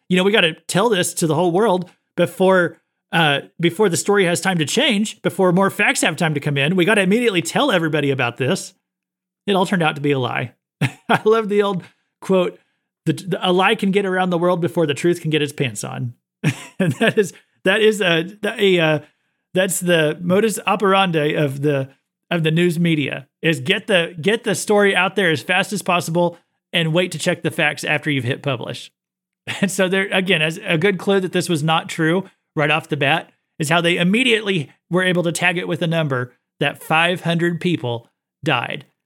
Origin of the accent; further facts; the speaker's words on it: United States; I'm an American